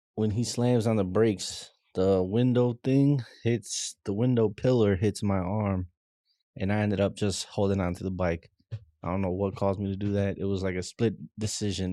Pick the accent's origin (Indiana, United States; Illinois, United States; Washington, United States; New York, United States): Illinois, United States; Chicago; growing up in Chicago